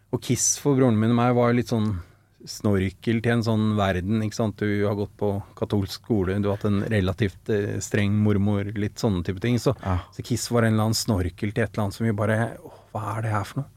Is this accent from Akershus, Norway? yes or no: no; Oslo, Norway; Født og oppvokst ved Sankthanshaugen, Frimannskate, og bor der fortsatt